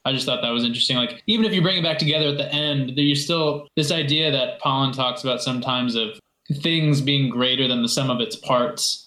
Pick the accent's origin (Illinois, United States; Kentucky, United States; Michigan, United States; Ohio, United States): Michigan, United States; Kalamazoo; also born or lived in Mexico; But I'm now back in my native Kalamazoo, Michigan